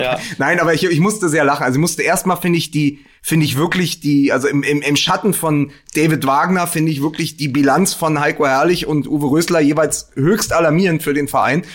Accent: Berlin, Germany; als Berliner

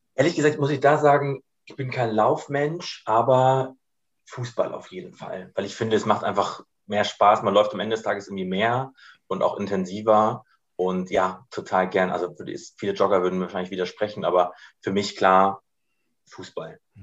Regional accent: Ratzeburg, Schleswig-Holstein, Germany; moved away; also born or lived in Bad Oldesloe; Ich bin hier oben quasi geboren in Bad Oldesloe, ähm, genau, und bin hier oben auch groß geworden in der Nähe von Ratzeburg

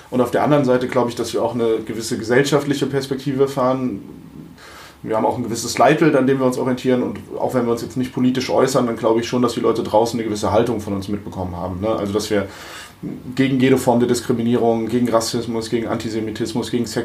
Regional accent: Frankfurt, Hesse, Germany; also born or lived in Limburg an der Lahn / Wiesbaden; ich bin tatsächlich born and raised in Frankfurt

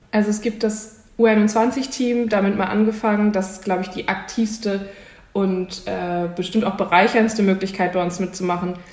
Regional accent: Hamburg, Germany; für mich ganz persönlich als Hamburgerin

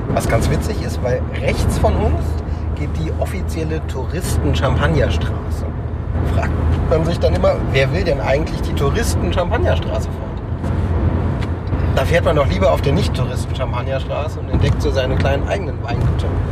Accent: Germany; als Deutscher

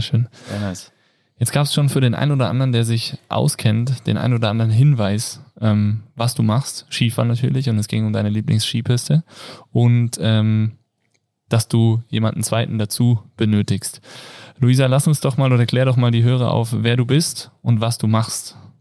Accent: Kassel, Hesse, Germany; now in Innsbruck, Austria; ich komme aus Kassel

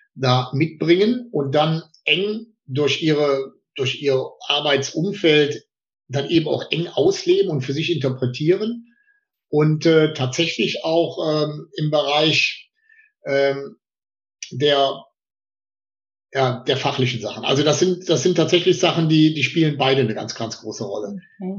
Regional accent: Potsdam, Brandenburg, Germany; als Potsdamer Junge

